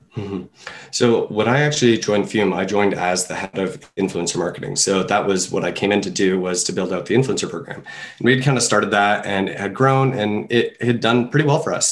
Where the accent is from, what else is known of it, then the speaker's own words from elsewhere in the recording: Canada; I'm a Canadian